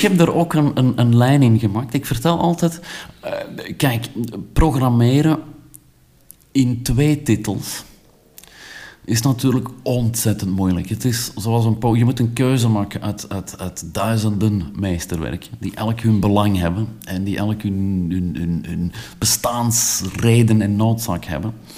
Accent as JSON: {"language": "Dutch", "country": "Belgium", "said": "als Belg"}